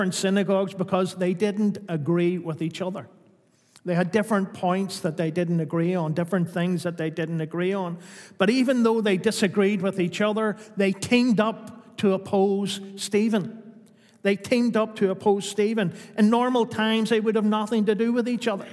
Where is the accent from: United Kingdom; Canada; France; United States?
United Kingdom; Newtownards Road, Northern Ireland; I grew up in the Newton Hodge Road